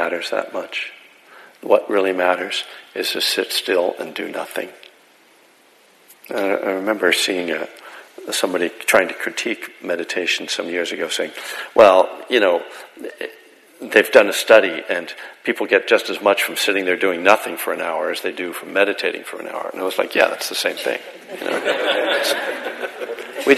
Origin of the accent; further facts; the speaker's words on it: Bethlehem, Pennsylvania, United States; Bethlehem, Pennsylvania, my hometown